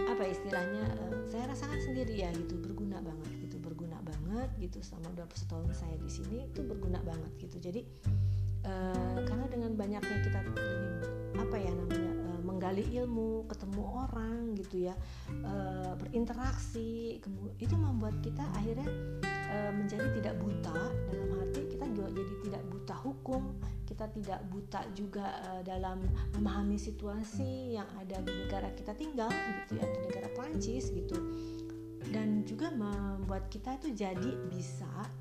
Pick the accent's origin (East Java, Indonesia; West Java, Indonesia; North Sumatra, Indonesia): West Java, Indonesia; berhubung saya orang Sunda.